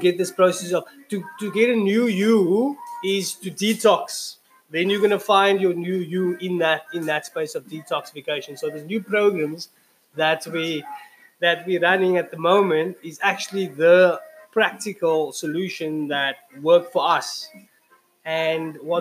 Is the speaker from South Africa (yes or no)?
yes; Cape Town, Western Cape, South Africa; Hanover Park. Hanover Park, that's my hometown